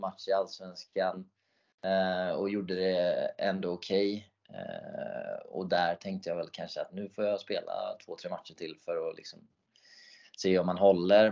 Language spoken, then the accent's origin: Swedish; Sweden; jag är den enda svensk i färöiska ligans historia